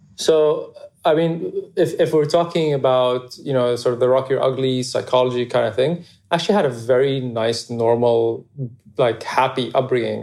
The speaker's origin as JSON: {"language": "English", "region": "Abu Dhabi", "country": "United Arab Emirates", "tie": "born or raised there", "said": "I grew up in Abu Dhabi, just like a, a normal, happy childhood"}